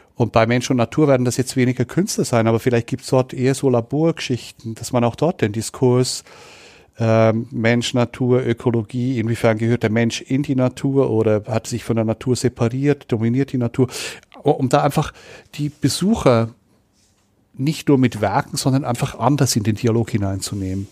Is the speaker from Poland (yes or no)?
no; Switzerland; now in Nuremberg, Germany; Ich bin Schweizer, ich habe auch Migrationshintergrund